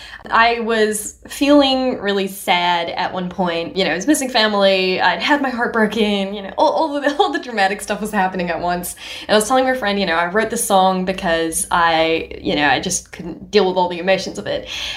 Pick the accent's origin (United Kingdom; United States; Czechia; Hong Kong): Hong Kong; also born or lived in India; now in Australia; My parents are Nepalese ethnically, but I was born in India and I grew up in Hong Kong. Now I'm in Australia. My accent doesn't sound like any of those cultures.